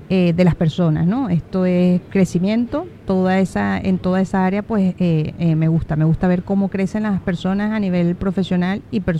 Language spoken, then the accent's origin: Spanish; Venezuela; now in Tenerife, Spain; vivo en Tenerife {S0} desde {S1} hace casi 20 años. Soy venezolana.